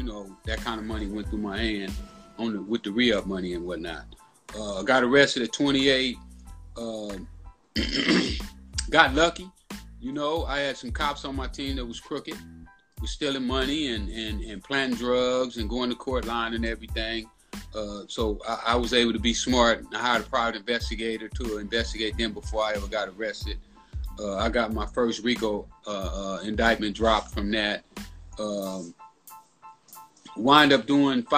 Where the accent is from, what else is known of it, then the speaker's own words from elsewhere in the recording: Los Angeles, California, United States; I grew up in South Central Los Angeles